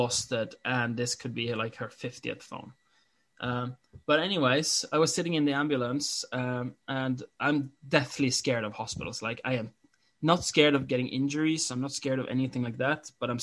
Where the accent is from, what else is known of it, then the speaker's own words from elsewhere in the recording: Norway; English is a second language; I'm Norwegian